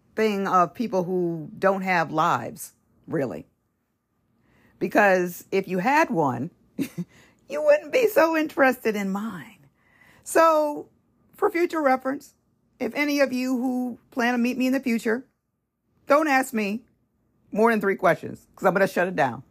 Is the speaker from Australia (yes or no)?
no; Los Angeles, California, United States; California, L A area